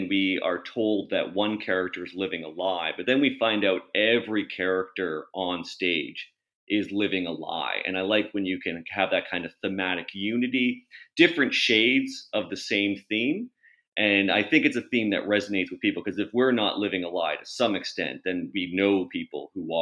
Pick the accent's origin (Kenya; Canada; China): Canada; St. Thomas, Ontario; I was growing up in St. Thomas, Ontario